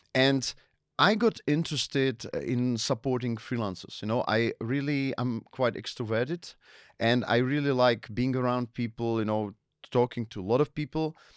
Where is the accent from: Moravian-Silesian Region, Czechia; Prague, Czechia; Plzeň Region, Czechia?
Moravian-Silesian Region, Czechia; Ostrava; English is a second language; also born or lived in Las Palmas de Gran Canaria, Spain; I was born in Ostrava